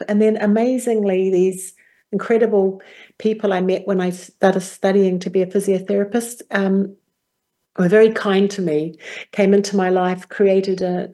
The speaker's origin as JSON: {"language": "English", "country": "New Zealand", "tie": "born or raised there", "said": "Well, I come from New Zealand. As a young girl growing up, I was in a very small village community."}